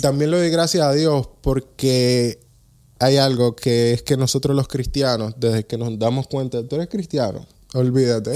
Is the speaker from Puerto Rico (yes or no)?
no; Dominican Republic; now in Netherlands; yo el 95% de mi vida fue en República Dominicana. Yo nací aquí